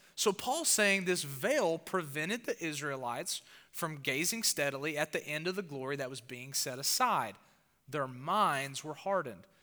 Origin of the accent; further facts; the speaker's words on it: the South, United States; accent: southern; my accent, my southern accent